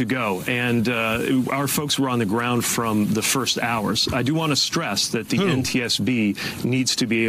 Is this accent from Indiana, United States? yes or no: yes; South Bend, Indiana, United States; I was mayor of my hometown for 8 years.